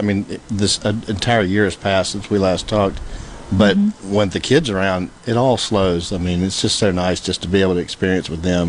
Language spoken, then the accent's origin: English; Mississippi, United States; now in Cleveland, United States; I grew up in Edina, Mississippi.